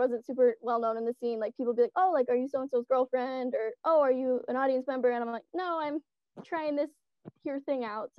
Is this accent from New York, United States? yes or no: no; Ann Arbor, Michigan, United States; I'm from Ann Arbor